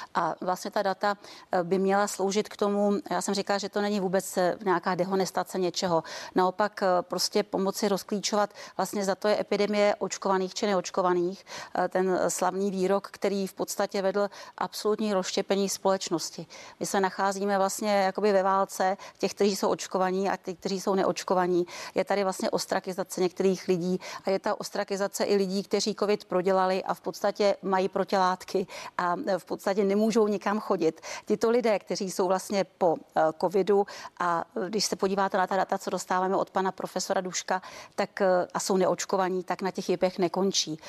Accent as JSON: {"language": "Czech", "country": "Czechia", "said": "my jsme z Klondajku ze severu"}